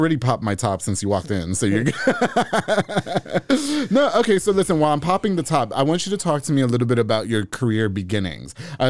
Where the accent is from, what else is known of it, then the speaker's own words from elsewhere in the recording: New York, United States; now in Texas, United States; I moved to Texas, you know, I'm from New York.